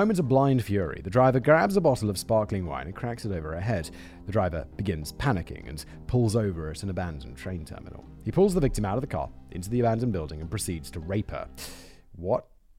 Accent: United Kingdom; because she's Czech, I'm British, and our kids, we raised to speak both languages.

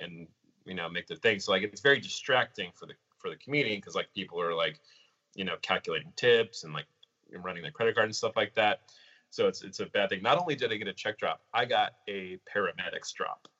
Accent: San Diego, California, United States; I'm also from San Diego

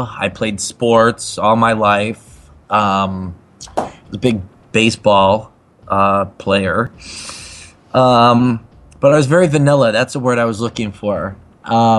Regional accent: Chicago, Illinois, United States; Originally, I'm from the southwest suburbs of Chicago, Illinois

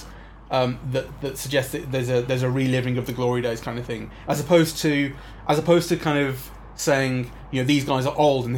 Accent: England, United Kingdom; Speaking as an English person

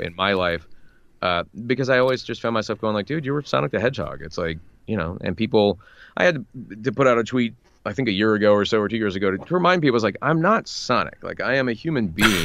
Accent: United States; getting to voice Captain America as an American

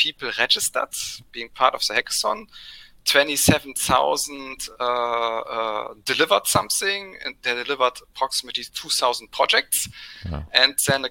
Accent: Germany; went to the local pharmacy in my hometown

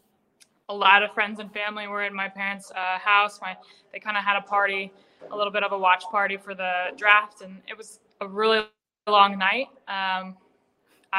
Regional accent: Kansas City, Missouri, United States; in my hometown

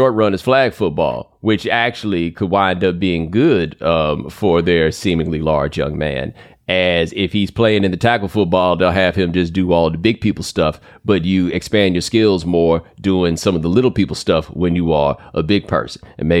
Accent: Texas, United States; And I grew up in Texas, so I would see this.

